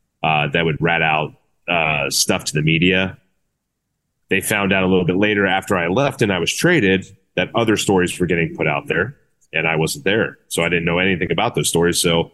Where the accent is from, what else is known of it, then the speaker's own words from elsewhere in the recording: Cincinnati, Ohio, United States; I grew up in Cincinnati, so a lot of friends and family I knew in the area.